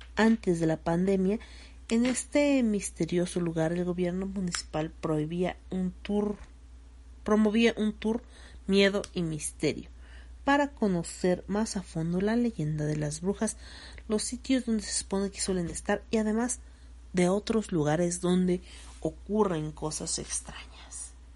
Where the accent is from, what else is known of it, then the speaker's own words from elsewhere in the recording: Cuautzingo, State of Mexico, Mexico; en mi pueblo, ¿no? En el pueblo, a la entrada de Cuautzingo